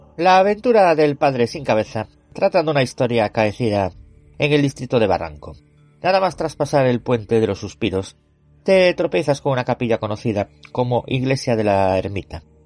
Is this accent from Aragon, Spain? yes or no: no; Galicia, Spain; yo soy gallego